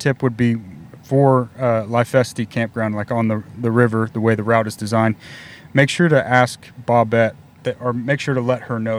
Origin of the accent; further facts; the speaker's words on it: Texas, United States; I'm from Texas